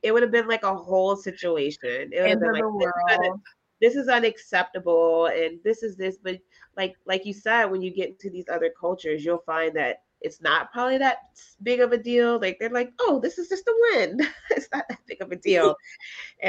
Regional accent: the South, United States; I grew up in the South

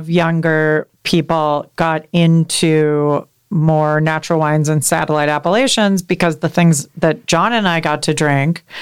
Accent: Midwest, United States; said, I'm from the Midwest.

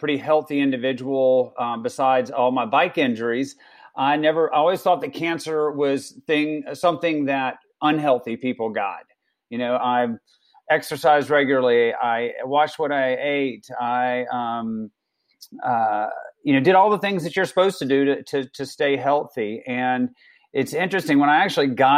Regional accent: South Georgia, United States; now in Colorado, United States; I grew up in South Georgia

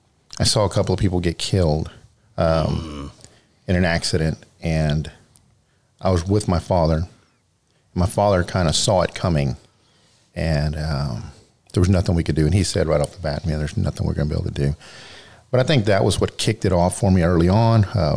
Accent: Pearland, Texas, United States; moved away as an adult; now in Lake Jackson, United States; I was born and raised in Pearland, went to high school in Pearland. I didn't move here until 2008.

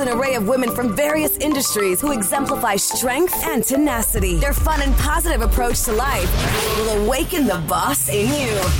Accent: Miami, Florida, United States; I'm from Miami, born and raised

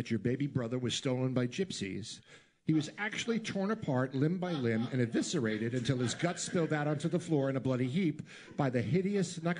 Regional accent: Massapequa Park, New York, United States; Actually, I'm from Massapequa Park, which is kind of like the wrong side of the tracks from Massapequa.

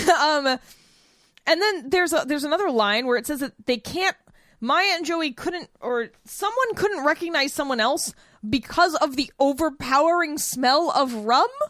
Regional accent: New Bedford, Massachusetts, United States; moved away; my hometown is New Bedford, Massachusetts

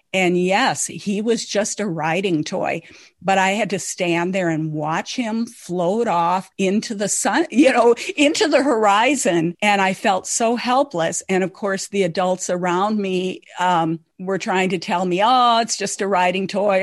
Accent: Lake of the Woods, northern Minnesota, United States; I grew up on Lake of the Woods in northern Minnesota

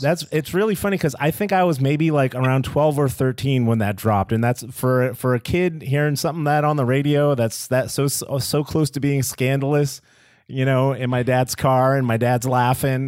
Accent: Nashua, New Hampshire, United States; also born or lived in Cambridge, Massachusetts / North Andover, Massachusetts; now in Texas, United States; I'm originally from the Boston area. I was born in uh-huh. Cambridge. Uh-huh. I was born in Cambridge, Mass. I lived a little bit in North Andover. I grew up in Nashua, New Hampshire.

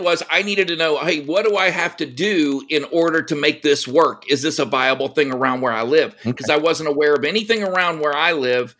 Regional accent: Texas, United States; now in California, United States; I was born in California. My third birthday, my parents gifted me with the greatest gift you could give your kid, and that is pick them up and move them to Texas.

